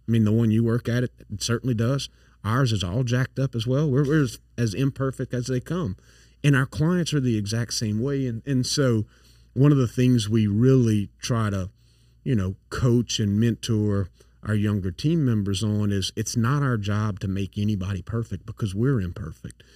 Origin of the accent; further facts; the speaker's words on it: St. Landry Parish, Louisiana, United States; accent: thick accent; also born or lived in Dallas / Atlanta / New York; now in Baton Rouge, United States; I grew up in St. Landry Parish, so I'm I've got a thick accent